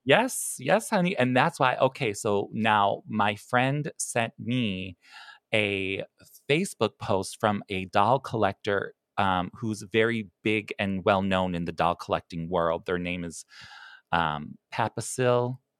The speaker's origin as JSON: {"language": "English", "town": "Chicago", "region": "Illinois", "country": "United States", "said": "I'm from Chicago"}